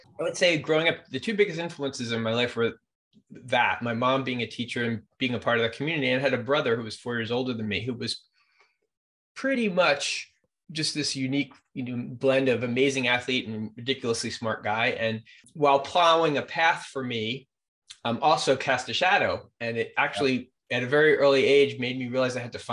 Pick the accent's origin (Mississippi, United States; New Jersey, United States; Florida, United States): New Jersey, United States; Millburn; also born or lived in Jackson Heights, Queens, New York; Jackson Heights, Queens, I think a big changing point in my life was when my parents decided, at the time of I was about 5 years old, we moved to the suburbs. We moved to a town called Milburn Short Hills, New Jersey